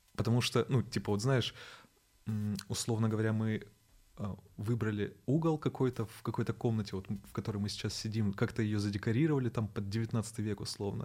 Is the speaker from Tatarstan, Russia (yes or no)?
yes; Naberezhnye Chelny, Tatarstan, Russia; moved away; я сам родился в Набережных Челнах